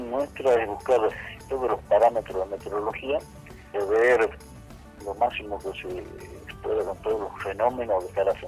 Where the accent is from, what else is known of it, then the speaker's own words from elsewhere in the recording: Salta, Argentina; also born or lived in Morón / Comodoro Rivadavia / Orán; En el año 2003 regresé eh, a mi provincia, pero no a Salta Capital, sino a la ciudad de Orán, San Ramón de la Nueva Orán. Y en el año 2007, 2008 me salió el paso de Salta Capital